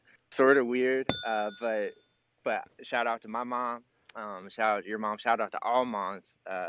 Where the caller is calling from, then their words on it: Illinois, United States; From Illinois, about 2 hours south of Chicago.